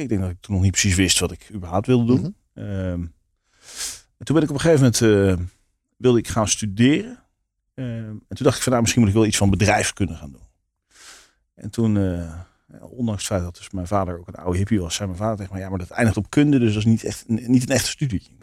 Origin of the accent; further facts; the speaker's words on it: Leiden, South Holland, Netherlands; also born or lived in Bunschoten; ik ben in Leiden opgegroeid. Oké. Dus, geboren in Bunschoten